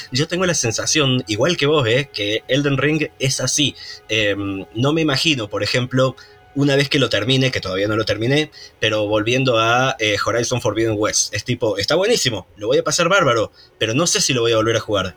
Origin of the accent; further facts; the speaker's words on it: Córdoba, Argentina; accent: cordobés; acá vengo yo con mi acento cordobés